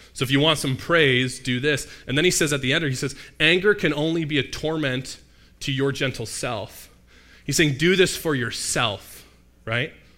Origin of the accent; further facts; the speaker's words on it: Mississauga, Ontario, Canada; I happen to be from Mississauga. Not that exotic. There's a lot of, um, cultural representation where I grew up in Mississauga, but I grew up here